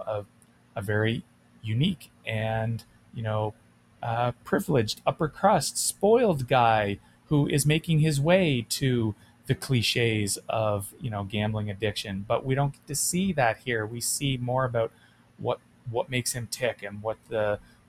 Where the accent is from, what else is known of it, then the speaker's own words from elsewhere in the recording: Ottawa, Ontario, Canada; moved away; I grew up in Ottawa.